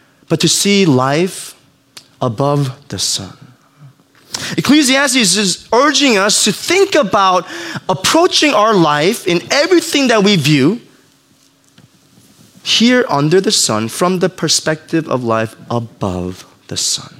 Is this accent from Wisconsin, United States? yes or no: no; New York, United States; I grew up in New York